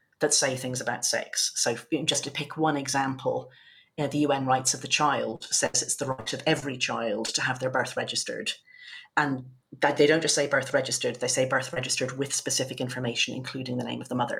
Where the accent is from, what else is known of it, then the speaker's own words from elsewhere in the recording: Ireland; now in United Kingdom; my home country, Ireland